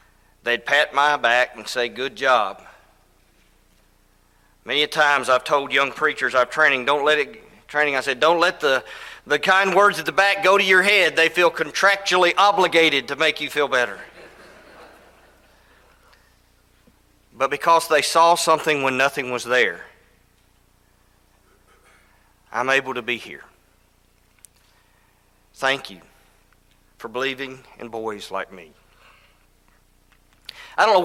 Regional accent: Elizabethtown, Kentucky, United States; also born or lived in Tennessee; now in Alabama, United States; I grew up in Elizabethtown, Kentucky.

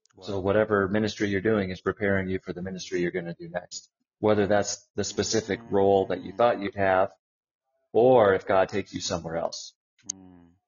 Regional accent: United States; growing up in the United States

